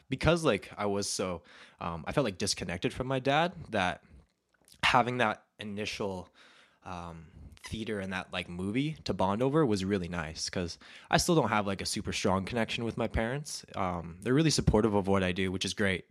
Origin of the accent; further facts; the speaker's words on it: Alberta, Canada; I grew up in Alberta and, uh, it's a very conservative place.